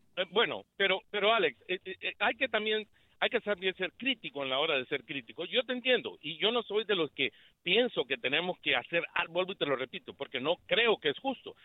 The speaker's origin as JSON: {"language": "Spanish", "country": "Honduras", "moved": "yes", "lives_now": "Houston, United States", "said": "Siendo hondureño"}